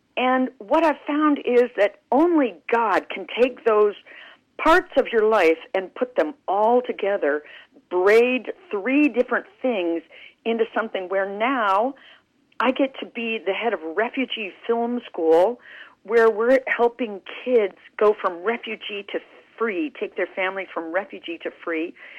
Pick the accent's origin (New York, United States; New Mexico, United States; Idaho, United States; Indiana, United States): New Mexico, United States; Clovis; moved away; I grew up in Clovis, New Mexico